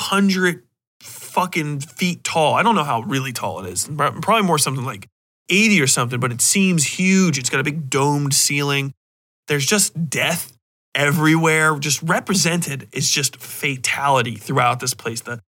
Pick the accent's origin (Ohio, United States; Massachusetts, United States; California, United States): Ohio, United States; Cincinnati; But I grew up in Cincinnati, which is really, really fucking Catholic, dude. We got the big churches.